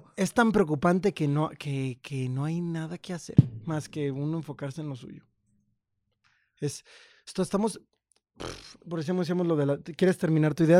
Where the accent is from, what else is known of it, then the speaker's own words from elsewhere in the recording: Purísima del Rincón, Guanajuato, Mexico; moved away; also born or lived in Mexico City / San Cristóbal de las Casas, Chiapas; yo soy de, de Purísima del Rincón y yo me fui a México sin nadie